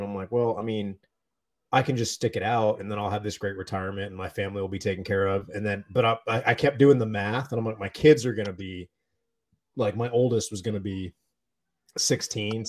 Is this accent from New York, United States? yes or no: no; Erie, Pennsylvania, United States; also born or lived in Texas / North Carolina; my parents moved to Pennsylvania when I was not quite 2